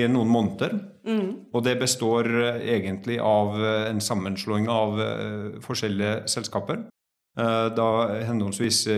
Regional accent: Trondheim, Trøndelag, Norway; now in Oslo, Norway; Eh, jeg kommer egentlig fra Trondheim, så jeg har litt sånn utvanna dialekt. Eh, høres helt merkelig ut. Eh, har tre barn, bor i Oslo.

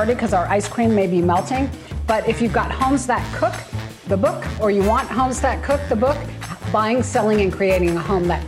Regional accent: Pittsburgh, Pennsylvania, United States; I'm from Pittsburgh, Pennsylvania

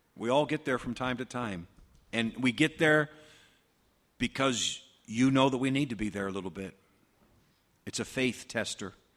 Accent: United States; we as American Christians

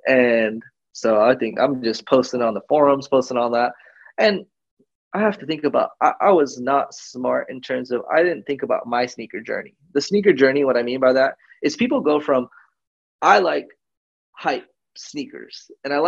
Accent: California, United States; I'm not used to public transportation at all.

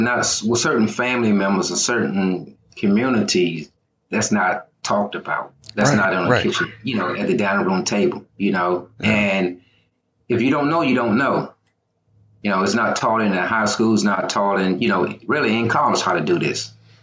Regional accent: Wilson, North Carolina, United States; moved away as an adult; now in Beltsville, United States; Originally, I'm from the Carolinas. I'm from Wilson, North Carolina. Mm-hmm. They call it Wide Awake Wilson. That's where I'm from.

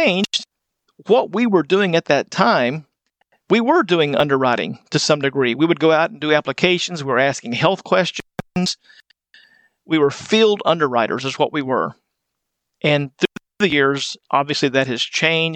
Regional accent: West Texas, United States; moved away as an adult; now in Wichita Falls, United States; I grew up in West Texas

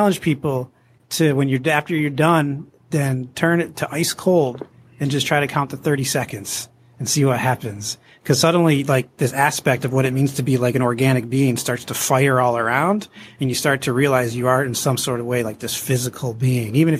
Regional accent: New York, United States; now in California, United States; I'm actually originally from New York

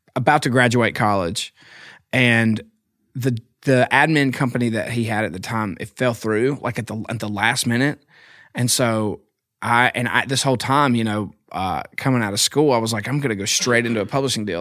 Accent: Philadelphia, Mississippi, United States; moved away as an adult; now in Nashville, United States; I'm from Philadelphia, Mississippi.

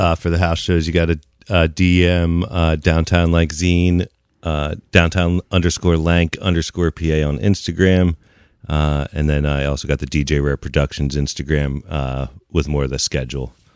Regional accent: New Holland, Pennsylvania, United States; also born or lived in Long Island, New York / Lancaster, Pennsylvania / Millersville, Pennsylvania / Lititz, Pennsylvania; I grew up more in the New Holland area

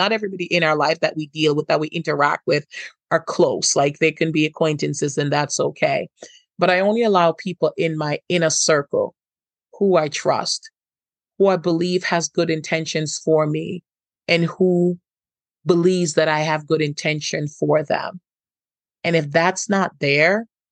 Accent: Jamaica; I'm from Jamaica

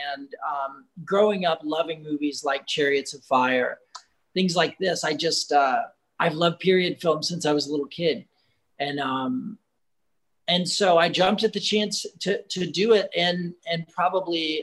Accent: United States; being an American director.

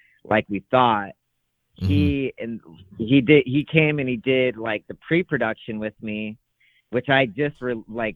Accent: Calaveras County, California, United States; now in Fresno, United States; I grew up in Calaveras County, which is like foothills

